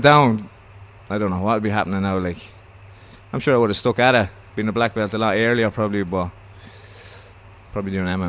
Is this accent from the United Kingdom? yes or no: no; Ireland; But being the Irish fella that I was, so I'd ring up Henzo's